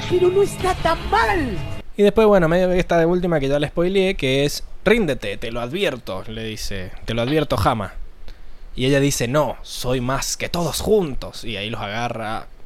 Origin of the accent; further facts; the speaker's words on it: Mendoza, Argentina; Sí, sí, ¿qué onda ese mito de que los mendocinos somos chilenos para, para toda esa zona del este?